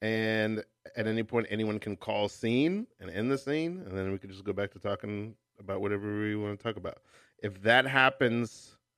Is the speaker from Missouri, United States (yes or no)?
no; New York, United States; I'm from Brooklyn.